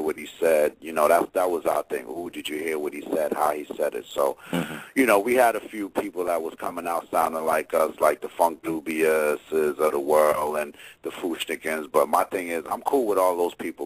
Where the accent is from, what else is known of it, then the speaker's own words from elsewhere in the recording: New Jersey, United States; also born or lived in Virginia; I'm from Jersey